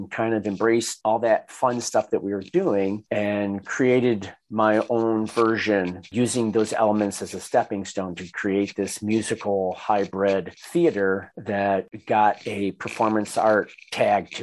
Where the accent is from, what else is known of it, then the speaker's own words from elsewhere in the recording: Detroit, Michigan, United States; growing up in Detroit